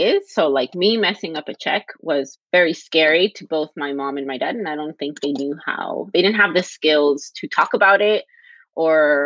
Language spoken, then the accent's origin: English; Los Angeles, California, United States; I grew up in the West LA, so the West Los Angeles region